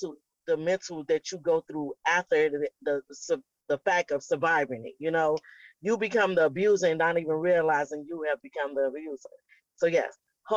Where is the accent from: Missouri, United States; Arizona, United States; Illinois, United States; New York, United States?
Illinois, United States; Chicago; moved away as an adult; now in Florida, United States; I'm also from Chicago, and I've been in Florida for the last 2 years